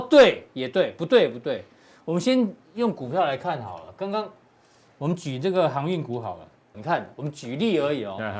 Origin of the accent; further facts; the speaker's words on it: Taiwan; 台湾人的生活其实跟国际上面其实几乎没有受到影响